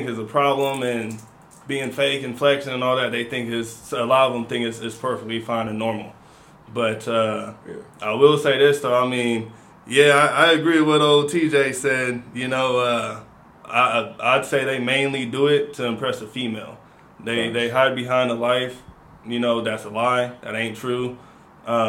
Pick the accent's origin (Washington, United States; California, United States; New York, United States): Washington, United States; Seattle; also born or lived in Louisiana; I'm from Seattle, everybody. I've been out here for a while. Family from Louisiana, moved back up here in 2009.